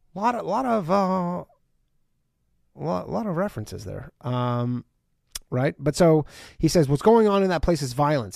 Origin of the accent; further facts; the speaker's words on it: Canada; I'm from Canada